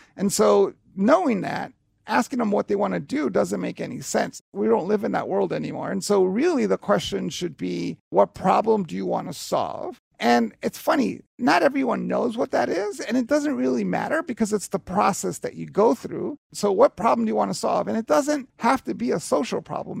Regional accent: New York City, New York, United States; I grew up in Hell's Kitchen, New York from the seventies and eighties

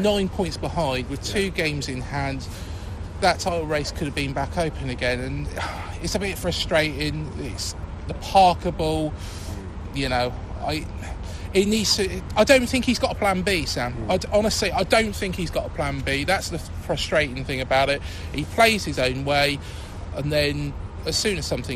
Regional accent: Reading, South East England, United Kingdom; moved away as an adult; I grew up in Reading as a lit nipper and then moved down here at, age of 21

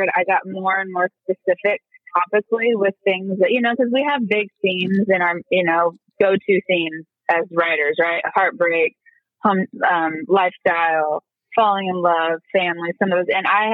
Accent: Kansas, United States; moved away as an adult; now in Nashville, United States; my kids are growing up so much more privileged than I did in small town Kansas

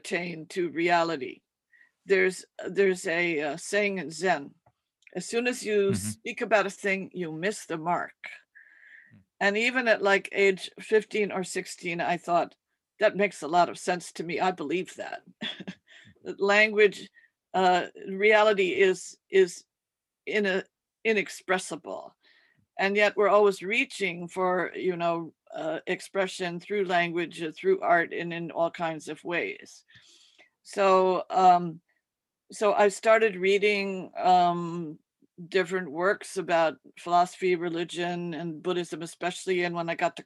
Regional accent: Connecticut, United States; moved away as an adult; also born or lived in New York / Maine / Japan; now in New York City, United States; I was born in New York, but I was raised in New England, and we lived in Connecticut, and we spent the summer in Maine on Mount Desert Island.

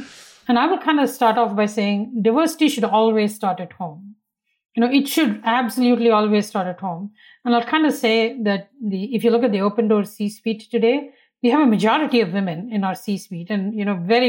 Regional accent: India; You know, when I was young and I grew up in India, which was very different then than it is today

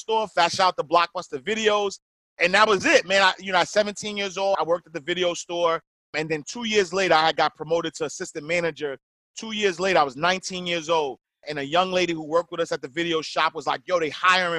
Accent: New York City, New York, United States; I'm a kid from Harlem, New York, typical urban story.

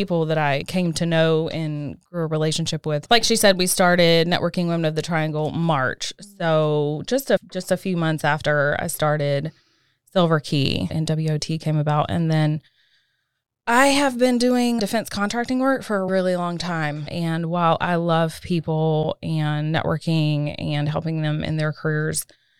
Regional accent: Fayetteville, North Carolina, United States; moved away as an adult; also born or lived in Washington, D.C.; now in Cary, United States; I grew up in Fayetteville, right outside of Fort Bragg, small military town

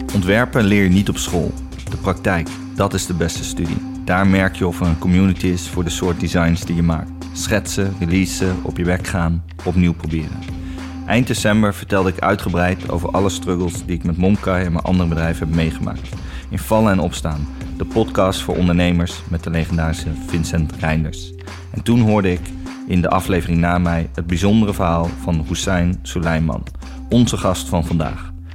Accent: near Arnhem, Gelderland, Netherlands; Eh, ik kom zelf helemaal niet uit Amsterdam. Ik kom eh, uit de buurt van Arnhem.

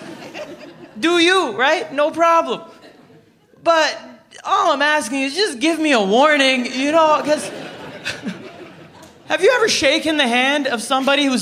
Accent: Toronto, Ontario, Canada; I'm from Scarborough

